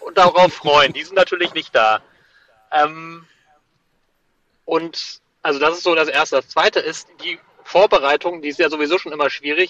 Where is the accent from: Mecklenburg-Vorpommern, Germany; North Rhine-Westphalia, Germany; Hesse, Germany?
North Rhine-Westphalia, Germany; Cologne; Ich wurde auf Englisch nach meiner Geburtsstadt gefragt und habe eingetragen Cologne.